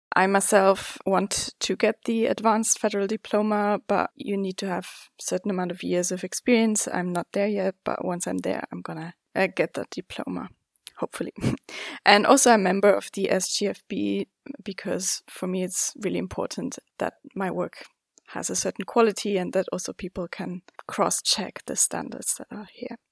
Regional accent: Zurich, Switzerland; also born or lived in China; I was born and raised here in Zurich in Switzerland

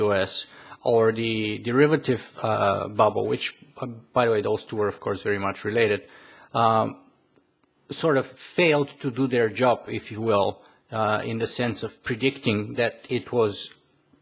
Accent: Bulgaria; moved away; I come originally from Bulgaria

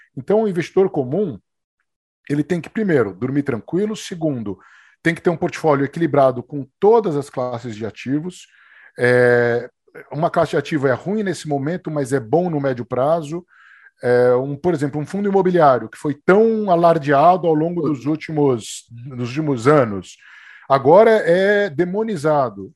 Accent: Brazil; A gente é brasileiro

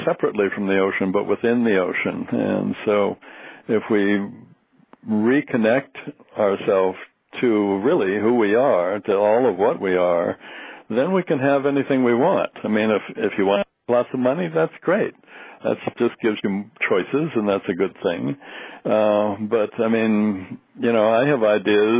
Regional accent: the Northwest, Pacific Northwest, United States; I was raised in the Northwest

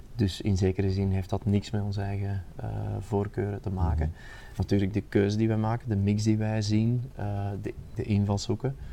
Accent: Aarschot, Flanders, Belgium; mijn, mijn thuisstad in Aarschot

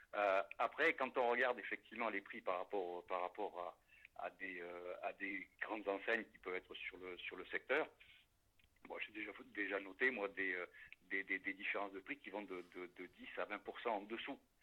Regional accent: La Sauve, Nouvelle-Aquitaine, France; moved away; also born or lived in Paris; je, suis natif de la Sauve-Majeure

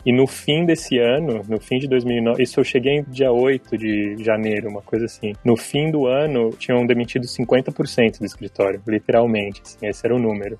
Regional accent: São Paulo, Brazil; moved away as an adult; also born or lived in Australia / Stockholm, Sweden / London, United Kingdom / Berlin, Germany; Eu sou de São Paulo, nascido e cresci na capital

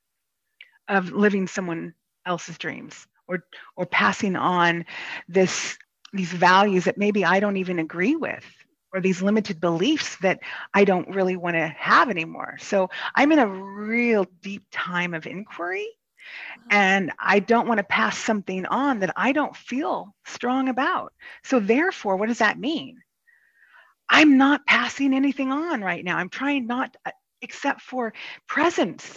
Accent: Kansas, United States; moved away as an adult; I'm actually from Kansas, and I was raised in a very charismatic evangelical Christian faith

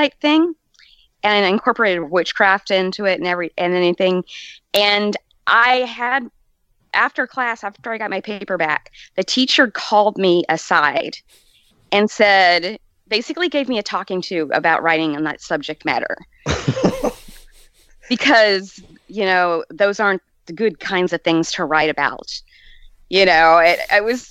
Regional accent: Southern Alabama, United States; also born or lived in Southern California; I was born in Southern California, and then we moved to Southern Alabama, and so you're talking the Bible Belt

